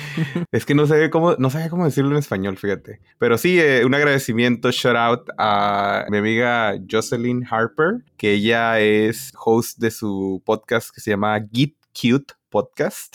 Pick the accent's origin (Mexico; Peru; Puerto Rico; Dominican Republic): Mexico; northern Mexico border; Y yo de la frontera